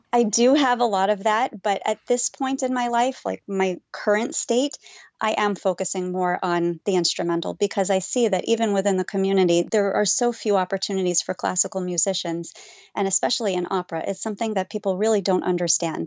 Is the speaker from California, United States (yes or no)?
no; Las Vegas, Nevada, United States; moved away; growing up in Las Vegas, there was really no Orthodox Judaism until Chabad came